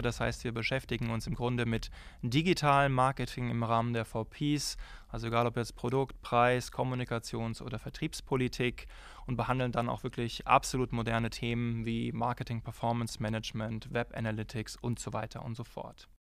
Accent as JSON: {"language": "German", "town": "Frankfurt am Main", "region": "Hesse", "country": "Germany", "tie": "born or raised there", "also_born_or_lived": "Darmstadt", "moved": "yes", "lives_now": "Jena, Germany", "said": "ich bin äh, geboren in Frankfurt am Main"}